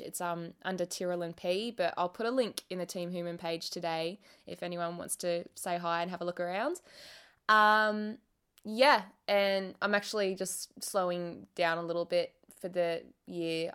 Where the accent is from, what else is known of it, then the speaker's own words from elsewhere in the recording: Australia; we're Australian